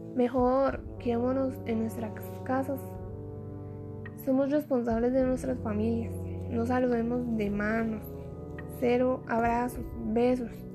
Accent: Costa Rica; soy costarricense

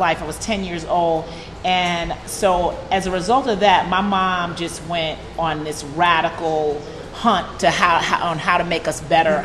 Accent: New York City, New York, United States; I was raised in New York City

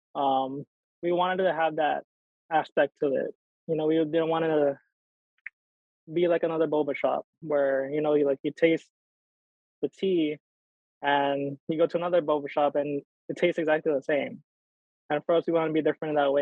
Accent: Hawaii, United States; growing up here, especially just a little background, like, you know, I grew up ashamed of being Filipino

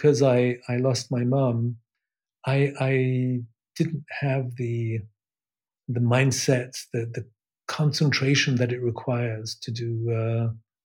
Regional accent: Switzerland; also born or lived in England; I was born in England, Swiss mother, and an English father. I've actually become Swiss since the beginning of this year. I had a British passport until then. I live in Switzerland since I moved to Switzerland actually when I was a kid. When I was seven, exactly

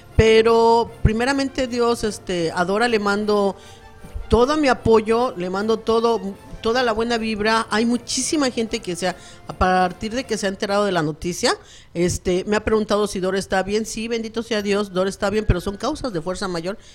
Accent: Mexico City, Mexico; moved away; yo vengo de la Ciudad de México

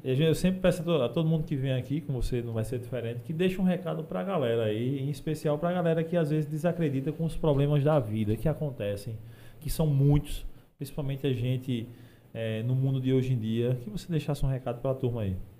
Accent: Desterro, Paraíba, Brazil; moved away; Eu sou de desterro. E de um sítiozinho que tem desterro

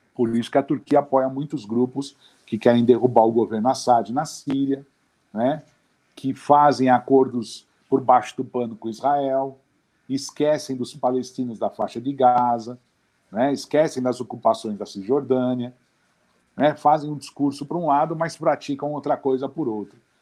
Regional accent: Brazil; a gente nasceu aqui

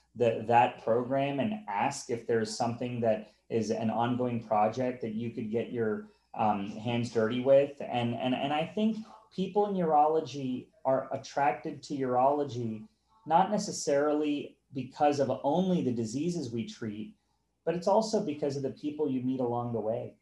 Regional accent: North Carolina, United States; moved away; I'm from North Carolina. I went to the University of North Carolina, and I've moved on since.

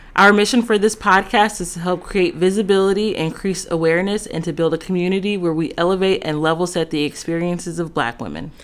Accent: Los Angeles, California, United States; I'm from Los Angeles, California

